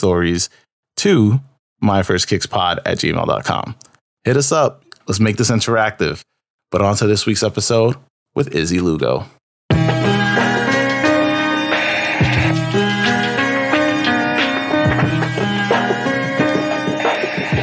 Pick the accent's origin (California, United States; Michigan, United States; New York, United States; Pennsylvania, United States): New York, United States; I'm a New York native